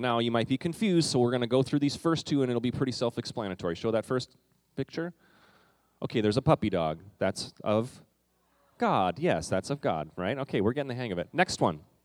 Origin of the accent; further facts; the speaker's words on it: Canada; moved away; When I was in the fourth grade, what we did, um, and this was in Canada